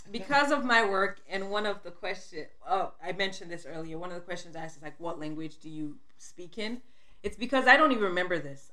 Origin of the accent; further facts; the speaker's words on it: Sierra Leone; also born or lived in Liberia; I was born in Liberia, and when I was two years old, we moved back to Sierra Leone